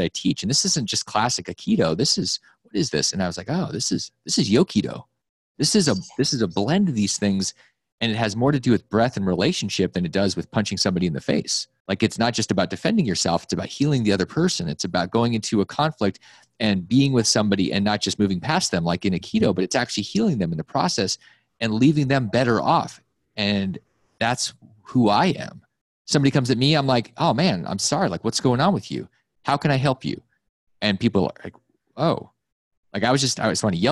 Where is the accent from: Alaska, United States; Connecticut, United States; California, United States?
Alaska, United States; When I grew up in Alaska